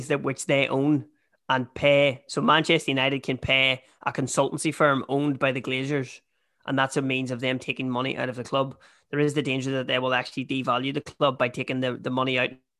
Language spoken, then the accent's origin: English; Ireland; we're Irish, but we follow English football teams